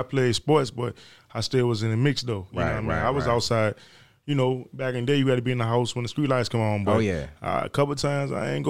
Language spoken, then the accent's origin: English; Richmond, Virginia, United States; I grew up down the bottom, you know, Jefferson Davis, but I'm from Broad Rock Uptown.